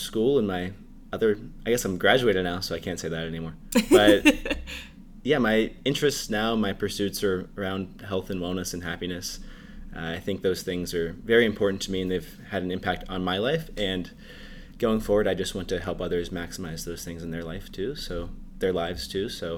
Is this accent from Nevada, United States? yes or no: no; Pittsburgh, Pennsylvania, United States; moved away as an adult; also born or lived in Texas; I am from Pittsburgh, Pennsylvania. I grew up there, lived there all my life, actually, until I moved to college.